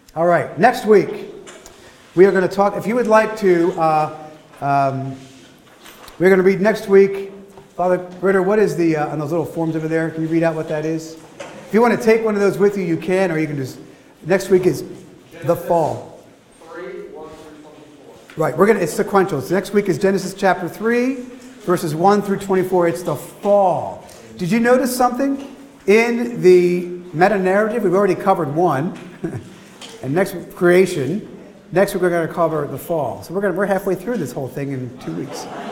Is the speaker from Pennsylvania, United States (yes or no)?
yes; Philadelphia, Pennsylvania, United States; my hometown, Philadelphia